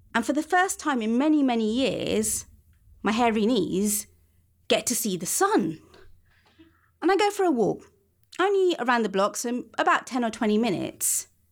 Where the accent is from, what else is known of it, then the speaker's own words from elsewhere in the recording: London, United Kingdom; I spend a lot of my teens wandering round my part of London